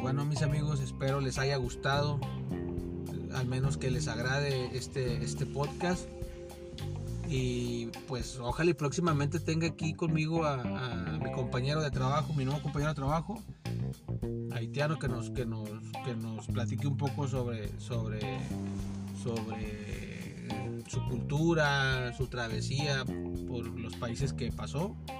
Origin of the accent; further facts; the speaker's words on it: Mexico; como nosotros mexicanos